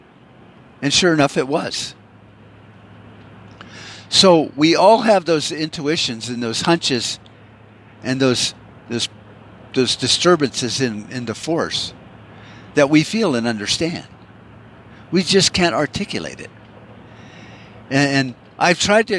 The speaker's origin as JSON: {"language": "English", "country": "United States", "said": "As an American"}